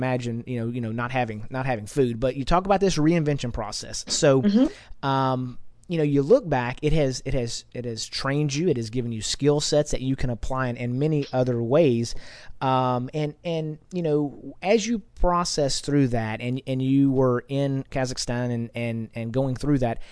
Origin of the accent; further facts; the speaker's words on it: United States; as an American, I was born here in America. I've been here my whole life